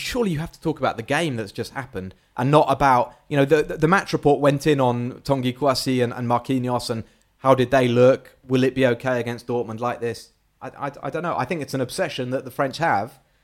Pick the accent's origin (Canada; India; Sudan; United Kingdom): United Kingdom; England; I'm English